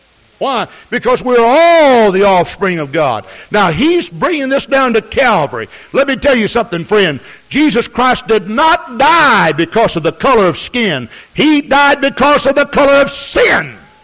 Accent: Scotland, United Kingdom; And I suppose you'd say that I'm a Scottish, okay?

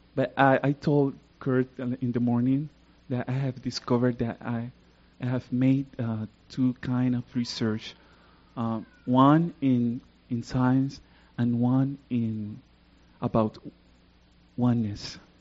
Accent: Puerto Rico; English is a second language; I come from Puerto Rico. I live in the south part of Puerto Rico.

